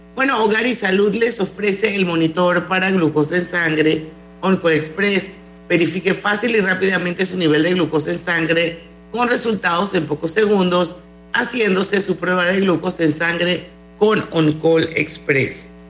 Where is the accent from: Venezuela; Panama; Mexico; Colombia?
Panama; como panameña